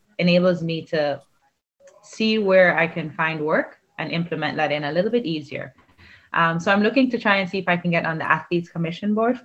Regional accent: Jamaica; moved away as an adult; growing up in Jamaica

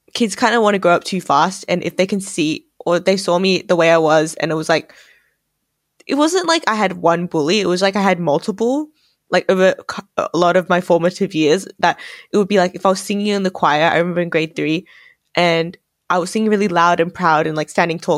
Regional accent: Australia; my identity as Asian Australian

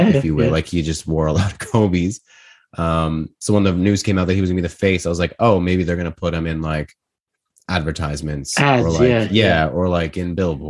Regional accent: Toronto, Ontario, Canada; We're all from Toronto

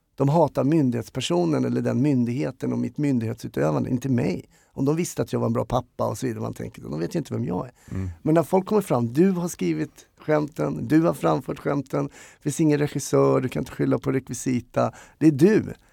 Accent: Stockholm, Stockholm County, Sweden; Jag är en stockholmare, glad skit, uppvuxen i Enskede

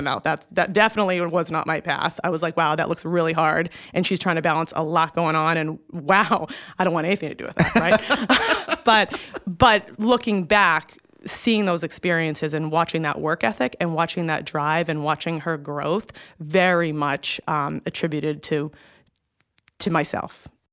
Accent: Massachusetts, United States; moved away as an adult; also born or lived in Connecticut; John's company transfers him back to the Boston location. So we moved back home

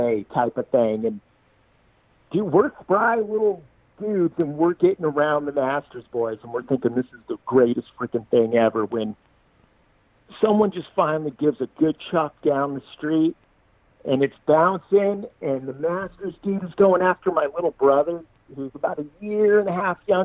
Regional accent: Costa Mesa, California, United States; also born or lived in Bay Area / Laguna Hills; Growing up in Costa Mesa

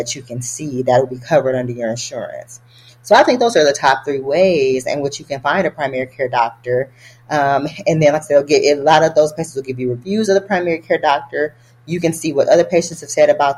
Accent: Detroit, Michigan, United States; moved away as an adult; also born or lived in Boston; I never saw physicians who looked like me growing up in Detroit.

